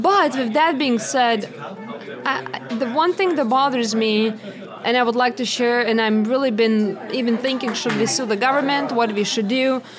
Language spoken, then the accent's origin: English; Lithuania; now in United States; am from Lithuania